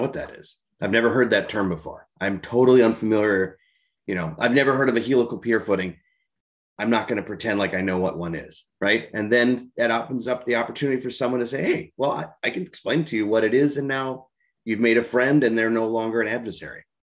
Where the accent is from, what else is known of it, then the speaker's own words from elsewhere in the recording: Minnesota, United States; being a Minnesotan